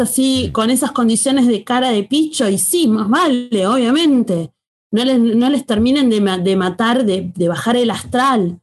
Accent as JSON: {"language": "Spanish", "country": "Argentina", "said": "nosotros como pueblo argentino"}